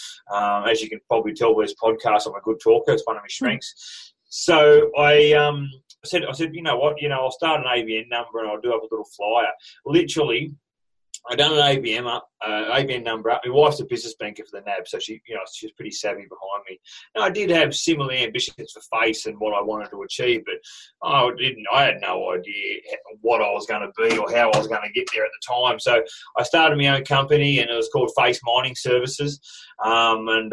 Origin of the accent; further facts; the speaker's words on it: Cobar, New South Wales, Australia; also born or lived in Mackay, Queensland / Hunter Valley, New South Wales; I grew up in Cobar, like you work in a mining community